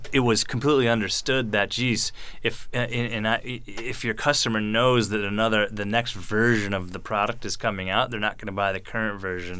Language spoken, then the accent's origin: English; Frankfurt, Hesse, Germany; born there; So I was born in Frankfurt, Germany, in a U.S. Army hospital.